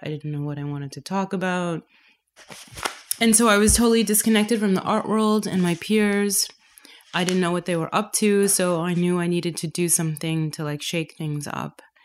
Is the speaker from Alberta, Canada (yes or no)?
no; Toronto, Ontario, Canada; moved away as an adult; also born or lived in London; now in Berlin, Germany; My family is from Trinidad, but I was born and raised in Toronto